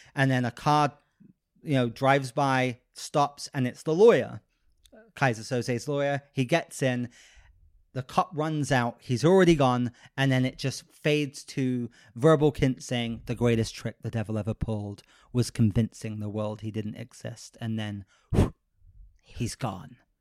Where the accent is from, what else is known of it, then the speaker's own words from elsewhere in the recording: United Kingdom; now in Los Angeles, United States; I am the most, like, unconservative British person I know